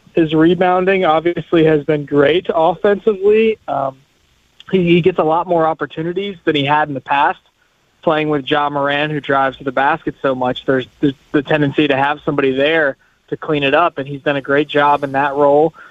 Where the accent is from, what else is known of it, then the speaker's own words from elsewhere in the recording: Louisville, Kentucky, United States; I'm from Louisville, Kentucky